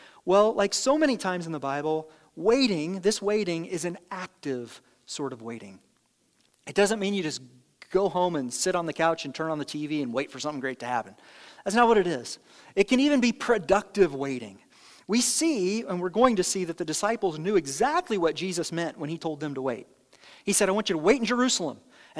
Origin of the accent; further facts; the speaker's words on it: Ireland; I'm a little explosive. I'm Irish, whatever the thing is that you use, you know.